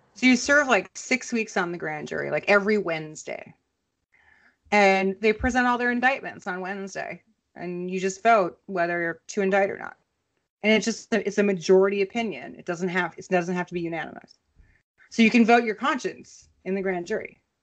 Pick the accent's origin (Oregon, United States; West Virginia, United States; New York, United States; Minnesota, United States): Minnesota, United States; a Minnesotan growing up there